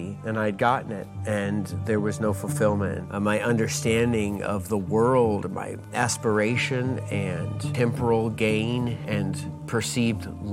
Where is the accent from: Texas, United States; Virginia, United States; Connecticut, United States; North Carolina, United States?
North Carolina, United States; moved away; also born or lived in Jacksonville, Florida; I was born in North Carolina, but lived most of my adult life in Jacksonville, Florida.